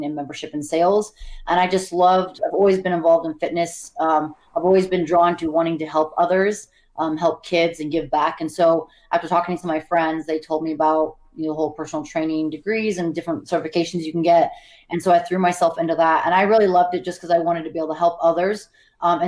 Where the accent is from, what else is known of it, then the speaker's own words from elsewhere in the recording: Montana, United States; moved away as an adult; also born or lived in California / Hawaii / Bay Area; now in Las Vegas, United States; I was born in California, but pretty much grew up in Montana